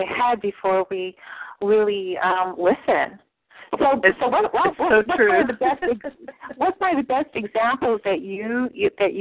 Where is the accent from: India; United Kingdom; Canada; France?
Canada; I'm Canadian